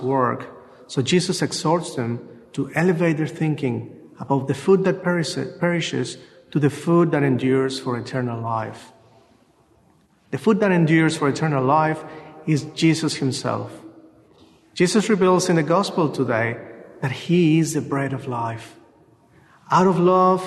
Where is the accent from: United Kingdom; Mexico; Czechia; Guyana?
Mexico; now in Australia; I am from Mexico